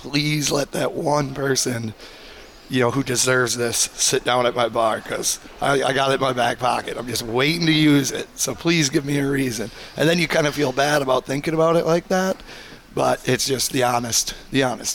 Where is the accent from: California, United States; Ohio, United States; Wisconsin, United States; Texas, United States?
Wisconsin, United States; Eau Claire; who both, grew up in the area